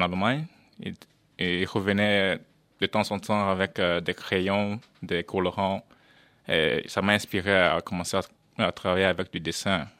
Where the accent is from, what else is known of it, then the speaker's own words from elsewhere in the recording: Netherlands; also born or lived in Cameroon; je suis néerlandais